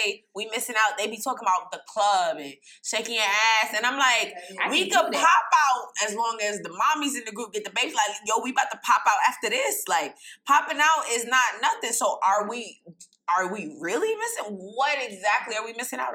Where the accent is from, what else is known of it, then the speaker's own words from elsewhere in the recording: New York, United States; I'm from New York